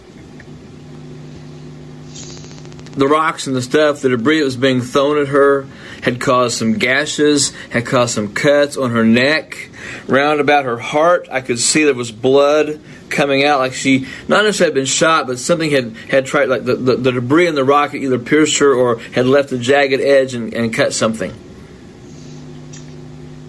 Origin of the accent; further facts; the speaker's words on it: United States; I'm an American